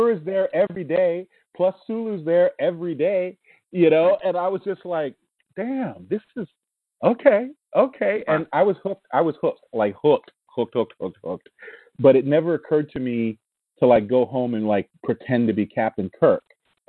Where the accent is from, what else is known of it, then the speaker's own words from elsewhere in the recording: Washington, District of Columbia, United States; I grew up a lot of different places. I mean, mostly Washington, D.C., I guess. But we traveled a lot.